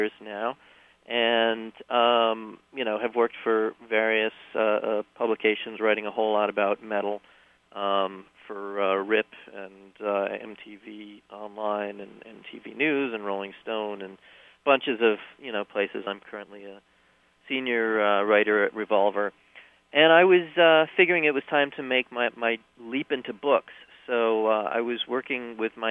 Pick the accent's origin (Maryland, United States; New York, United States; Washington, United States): New York, United States; I'm from New York